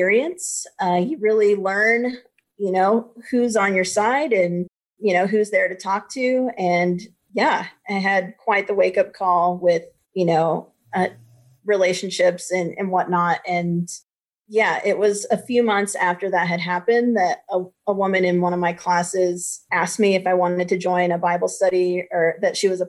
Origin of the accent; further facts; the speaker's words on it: Ohio, United States; I grew up in the middle of nowhere, Ohio